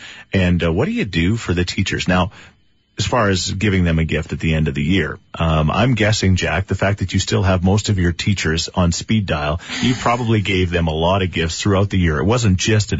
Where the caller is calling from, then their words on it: Edmonton, Alberta, Canada; So we're calling you from Edmonton, Alberta.